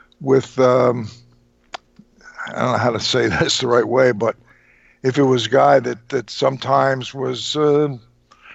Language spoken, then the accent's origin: English; Trenton, New Jersey, United States; I was from Trenton